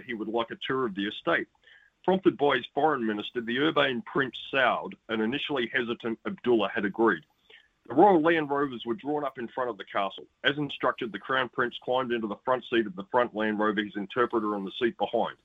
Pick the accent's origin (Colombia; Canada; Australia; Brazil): Australia; I'm a very happy Australian sports fan